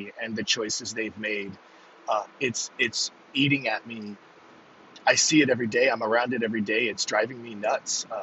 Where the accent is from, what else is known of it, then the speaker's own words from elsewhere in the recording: Northern New England, United States; I'm from Northern New England